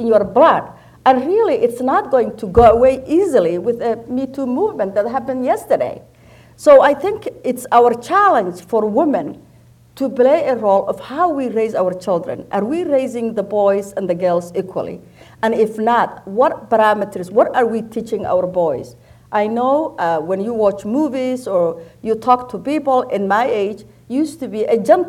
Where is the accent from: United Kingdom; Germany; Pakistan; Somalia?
Somalia; moved away as an adult; now in United States; I grew up in Somalia, and I came to America in my early 20s for a graduate school